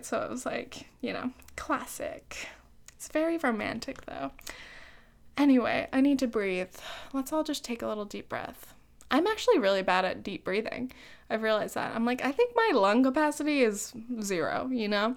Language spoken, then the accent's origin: English; Laguna Beach, California, United States; moved away; also born or lived in New York; I'm from Southern Orange County, dude. Laguna Beach.